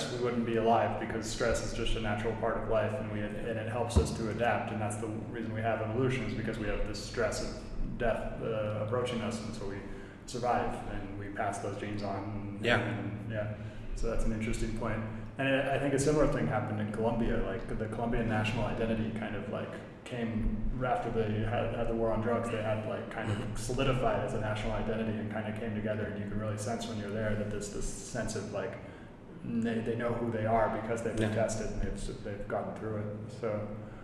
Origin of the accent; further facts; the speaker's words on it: Silicon Valley, California, United States; I grew up in Silicon Valley